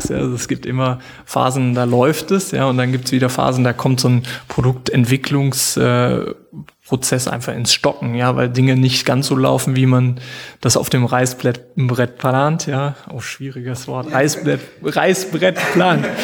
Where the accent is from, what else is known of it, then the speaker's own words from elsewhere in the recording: Germany; Also wir kommen aus Deutschland, wir kommen auch, äh, oder mein Vater und ich haben angefangen